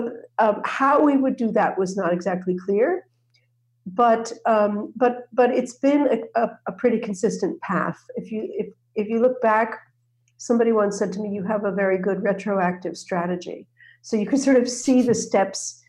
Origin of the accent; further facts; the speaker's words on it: outside of New York, United States; I grew up outside of New York in a cooperative community, interracial, interreligious living community